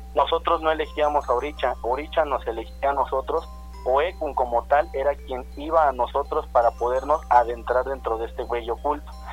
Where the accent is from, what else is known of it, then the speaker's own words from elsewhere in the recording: Mexico; nosotros en realidad como mexicanos